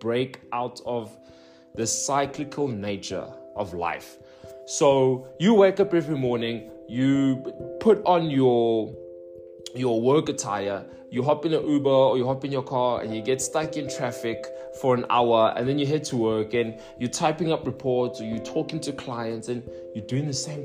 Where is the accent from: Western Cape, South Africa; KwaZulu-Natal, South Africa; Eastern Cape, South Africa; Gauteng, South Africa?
Gauteng, South Africa; Johannesburg; moved away as an adult; I was born and raised in the Johannesburg South, and I've been there for 26 years